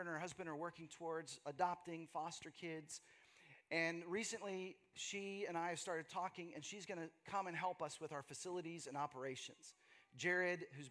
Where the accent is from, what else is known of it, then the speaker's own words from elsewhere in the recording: Texas, United States; moved away as an adult; also born or lived in Seattle / Los Angeles; now in Austin, United States; my journey from growing up in Texas, growing up in the Bible Belt